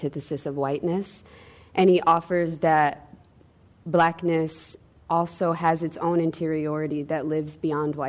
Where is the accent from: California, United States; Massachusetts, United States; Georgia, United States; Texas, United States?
Georgia, United States; Atlanta; I'm from Atlanta, Georgia